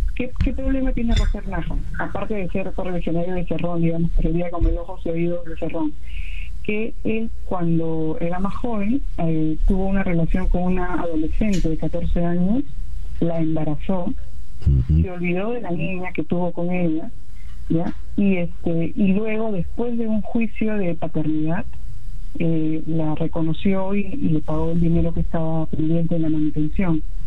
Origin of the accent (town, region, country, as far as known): Peru